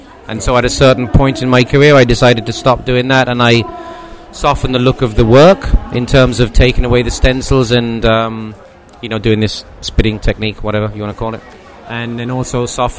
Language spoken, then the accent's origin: English; Ireland; now in London, United Kingdom; I'm originally from Ireland. But I've lived away from there most of my life, so my accent is so bad now that even people in Ireland don't know that I'm from there.